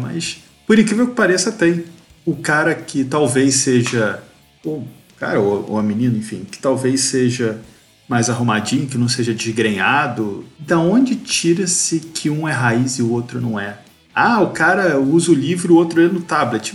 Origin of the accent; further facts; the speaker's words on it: Rio de Janeiro, Brazil; Eu sou do Rio